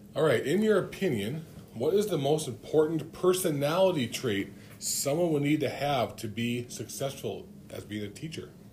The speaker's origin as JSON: {"language": "English", "town": "Cloquet", "region": "Minnesota", "country": "United States", "moved": "yes", "lives_now": "Grand Rapids, United States", "said": "I'm from Cloquet"}